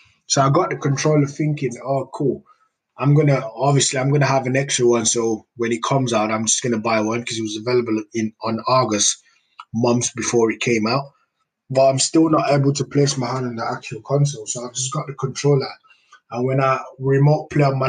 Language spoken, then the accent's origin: English; Nigeria; now in United Kingdom; I grew up in Nigeria